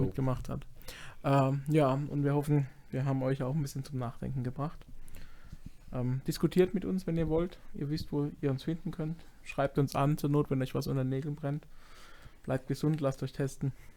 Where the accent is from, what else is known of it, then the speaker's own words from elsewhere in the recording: Baden-Württemberg, Germany; Ich komme auch irgendwo aus Baden und nicht aus Hamburg